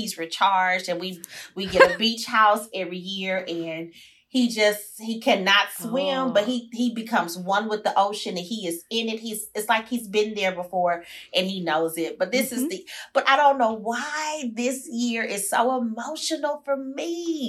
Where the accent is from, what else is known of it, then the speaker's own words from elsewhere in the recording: Houston, Texas, United States; I'm from Sunnyside.